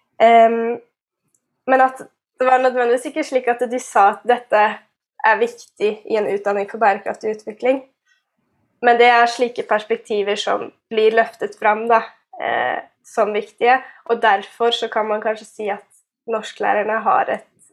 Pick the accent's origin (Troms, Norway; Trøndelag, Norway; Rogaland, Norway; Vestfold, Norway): Rogaland, Norway; Karmøy; moved away as an adult; also born or lived in Telemark; now in Bergen, Norway; jeg er, sier at jeg er fra Karbøy